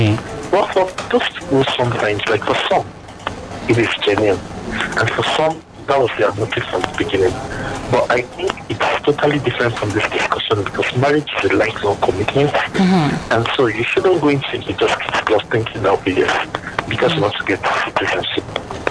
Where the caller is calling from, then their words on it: Las Vegas, Nevada, United States; I'm calling from Las Vegas.